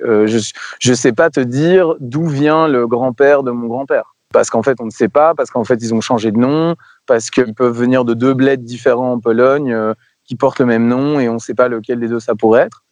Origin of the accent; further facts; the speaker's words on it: Belgium; je suis belge